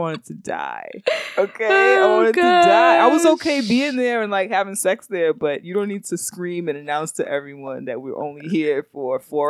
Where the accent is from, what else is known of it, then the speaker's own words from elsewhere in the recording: Jamaica; Well, but I'm Jamaican.